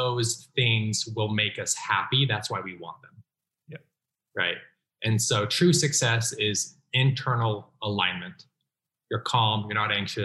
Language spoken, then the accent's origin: English; Utah, United States; I was raised in Utah.